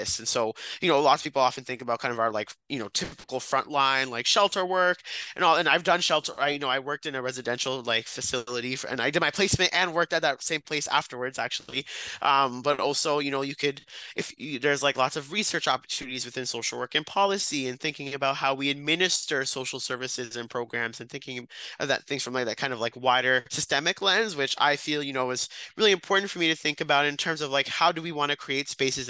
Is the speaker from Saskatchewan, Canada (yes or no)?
no; Brampton, Ontario, Canada; now in Ottawa, Canada; I'm from Brampton